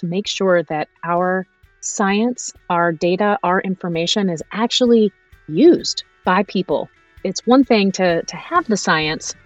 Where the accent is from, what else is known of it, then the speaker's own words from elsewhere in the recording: East Coast of the US, United States; moved away as an adult; also born or lived in Los Angeles; I grew up on the East Coast